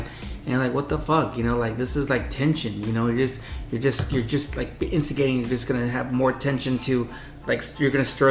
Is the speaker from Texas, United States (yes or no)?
no; Wilmington, California, United States; I was born in Wilmington